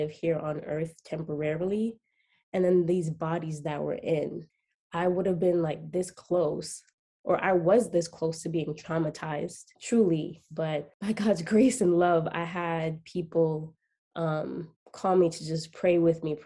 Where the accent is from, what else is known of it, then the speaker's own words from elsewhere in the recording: New York City, New York, United States; I am from Queens, New York